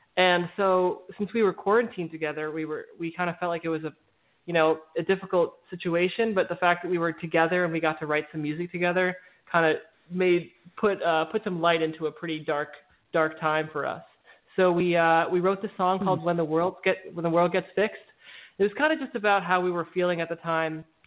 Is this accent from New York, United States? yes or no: yes; New York City, New York, United States; I grew up in Brooklyn, New York